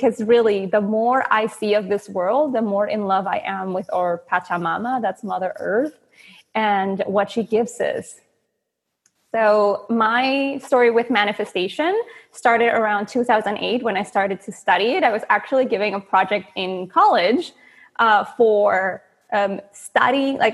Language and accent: English; Venezuela; moved away; I'm from Venezuela, and that has been born and raised